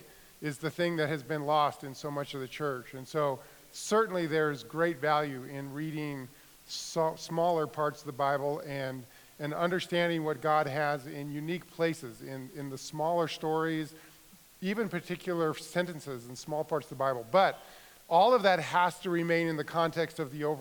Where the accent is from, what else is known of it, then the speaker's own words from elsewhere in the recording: Denver, Colorado, United States; I grew up in Denver